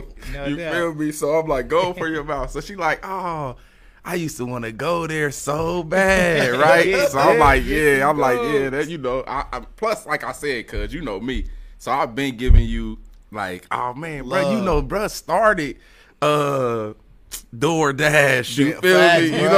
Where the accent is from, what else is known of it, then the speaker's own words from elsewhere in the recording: Dayton, Ohio, United States; I grew up, shit, all over for real. Cause like my mom, I mean, in the city though, Dayton, right, for sure. We started in Dayton.